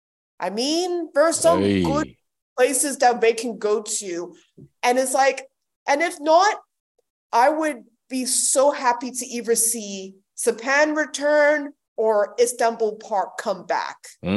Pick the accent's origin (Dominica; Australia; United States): Australia; as a Ghanaian Australian, I think is very laughable